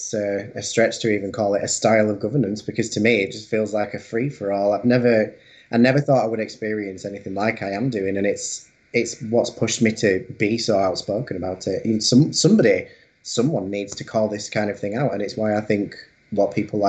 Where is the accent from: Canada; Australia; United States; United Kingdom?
United Kingdom; Skipton, Yorkshire and the Humber; also born or lived in Leeds; I was born in a place called Skipton, but I lived out in the countryside for a really long time, and then 14 years ago I moved to Leeds for uni